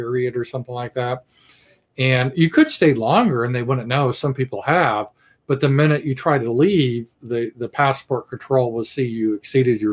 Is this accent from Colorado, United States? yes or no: yes; Colorado, United States; also born or lived in Budapest, Hungary; I grew up in Colorado. It was always a red state, really nice.